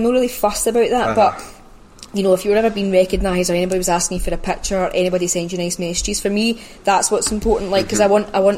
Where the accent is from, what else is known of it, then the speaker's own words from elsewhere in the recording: Glasgow, Scotland, United Kingdom; I'm a glass Ouija, mate.